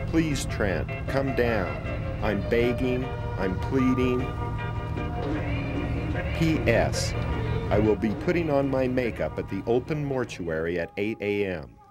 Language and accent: English; Beaver, Utah, United States; I'm from Beaver. Yeah. Beaver is a small kind of uh, farming town. You know, it's not close to anything really.